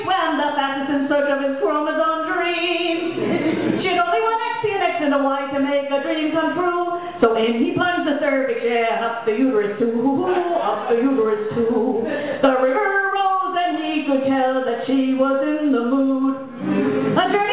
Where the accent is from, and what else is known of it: New York City, New York, United States; born or raised there